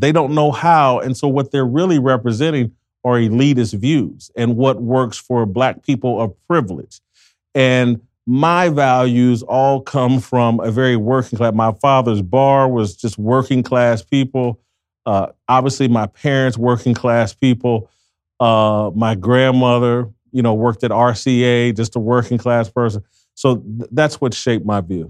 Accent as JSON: {"language": "English", "town": "Indianapolis", "region": "Indiana", "country": "United States", "said": "I'm from Indianapolis, Indiana"}